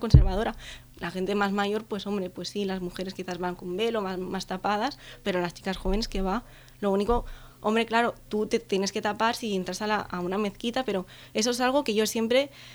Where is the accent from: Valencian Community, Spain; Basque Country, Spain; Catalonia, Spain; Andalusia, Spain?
Catalonia, Spain; Vila-seca; soy de Vilaseca, que es un pueblo que está aquí cerca de Tarragona.